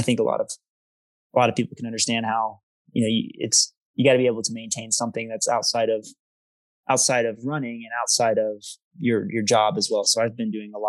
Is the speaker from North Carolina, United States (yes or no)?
yes; Denver, North Carolina, United States; I grew up in Denver, North Carolina. It's a suburb of Charlotte